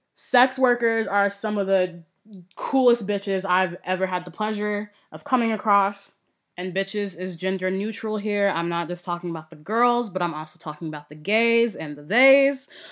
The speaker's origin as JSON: {"language": "English", "country": "United States", "said": "I'm American"}